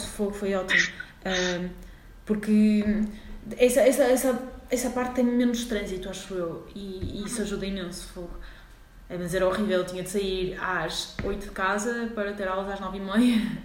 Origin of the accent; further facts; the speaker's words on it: Porto, Norte, Portugal; moved away as an adult; now in Lisbon, Portugal; sou do Porto um, e pronto, estou a estudar na Faculdade de Medicina Veterinária de Lisboa